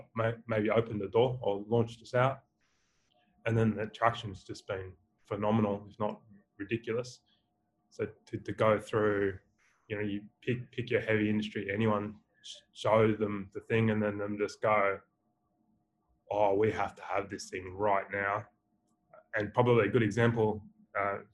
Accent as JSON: {"language": "English", "country": "Australia", "accent": "Australian", "said": "my beautiful Australian accent"}